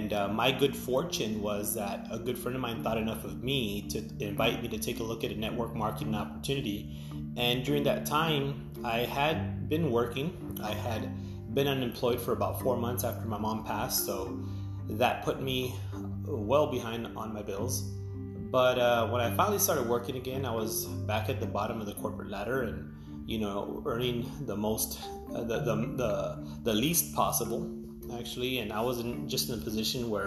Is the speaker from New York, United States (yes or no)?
no; Edinburg, Texas, United States; I am from Edinburgh, Texas